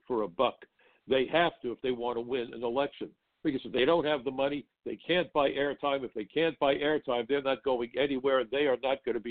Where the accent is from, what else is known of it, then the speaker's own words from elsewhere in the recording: New York, United States; I'm a New Yorker. I love living in New York.